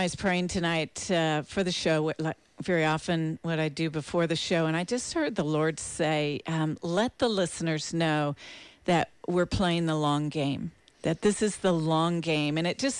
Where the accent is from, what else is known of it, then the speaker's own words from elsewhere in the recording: East Coast, United States; And I grew up on the East Coast for the most part, and so was surrounded by the historical battle sites of Gettysburg and Yorktown and the places, all the monuments.